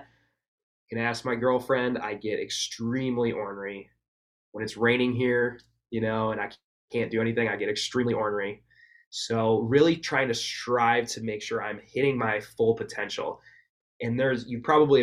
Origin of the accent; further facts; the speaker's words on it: Wisconsin, United States; I was from Wisconsin too